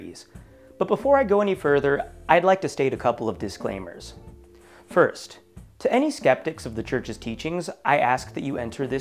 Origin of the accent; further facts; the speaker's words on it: Oregon, United States; my home state of Oregon